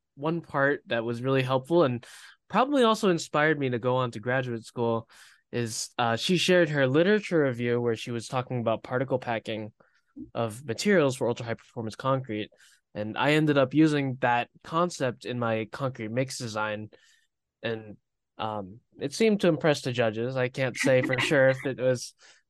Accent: Florida, United States; moved away as an adult; also born or lived in Pennsylvania; I was born and raised in Florida

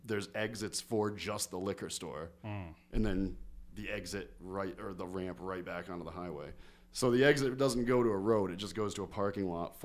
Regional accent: New Hampshire, United States; moved away; also born or lived in Connecticut / Pennsylvania; my tribute to my homeland. I was born in Connecticut, but I grew up in New Hampshire.

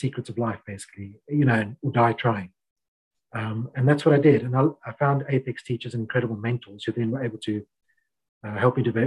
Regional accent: Cape Town, Western Cape, South Africa; I grew up in Cape Town, a little bit different to Johannesburg

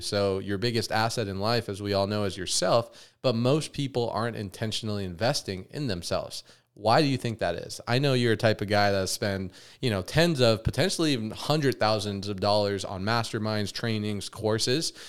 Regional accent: Las Vegas, Nevada, United States; growing up in Vegas

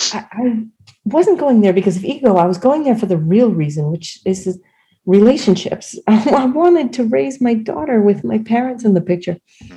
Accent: New England, United States; No, because I am from New England, you know.

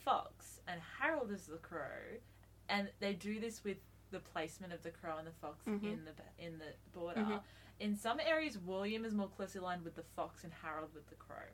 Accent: Australia; We're also Australian

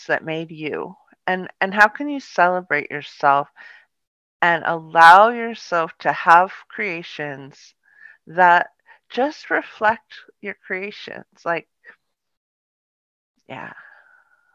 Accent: Palo Alto, California, United States; also born or lived in Sausalito, California; I grew up in a really beautiful town. And it was called Palo Alto

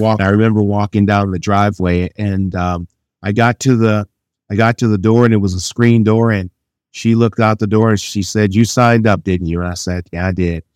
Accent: Chagrin Falls, Ohio, United States; Chagrin Falls is where I grew up

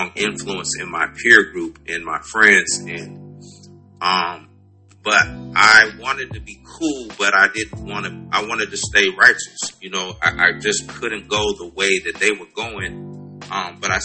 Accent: West Coast, United States; moved away; I'm originally from the West Coast

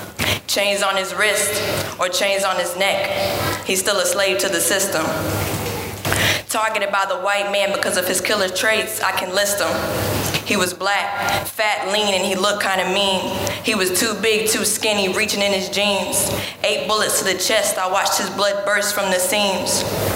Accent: Goldsboro, North Carolina, United States; Goldsboro. Near Raleigh.

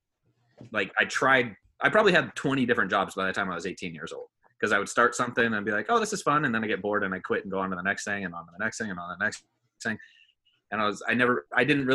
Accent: Bay Area, California, United States; also born or lived in Danville, California; I'm from California. Born and raised here in the Bay Area

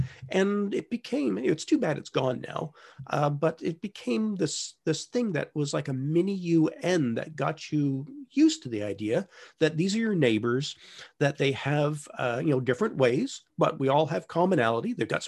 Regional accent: Toronto, Ontario, Canada; I grew up in Toronto, where, you know, your neighbors are Polish and Hungarian

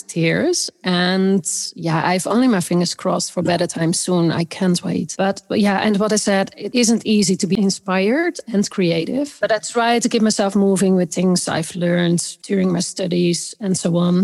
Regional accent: Amsterdam, North Holland, Netherlands; my hometown Amsterdam

